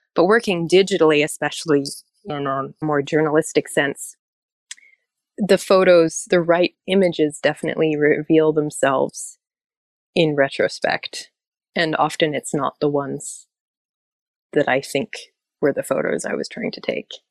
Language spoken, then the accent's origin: English; Alaska, United States; I'm from Alaska.